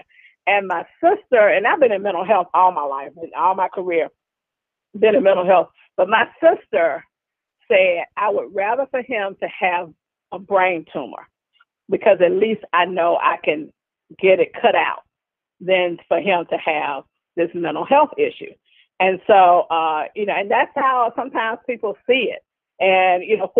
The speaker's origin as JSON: {"language": "English", "town": "Birmingham", "region": "Alabama", "country": "United States", "said": "I'm from Birmingham, Alabama"}